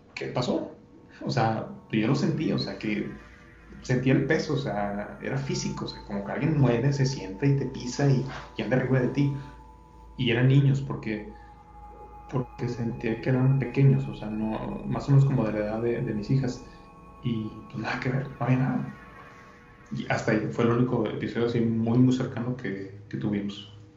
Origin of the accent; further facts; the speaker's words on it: Monterrey, Nuevo León, Mexico; yo soy de, aquí de Monterrey